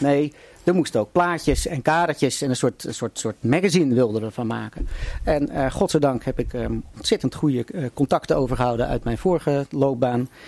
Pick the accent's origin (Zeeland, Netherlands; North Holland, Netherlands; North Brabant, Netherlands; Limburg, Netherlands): North Holland, Netherlands; Haarlem; ik kom ook uit Haarlem en heb nog met zijn broer Willem gevoetbald in, bij de koninklijke HFC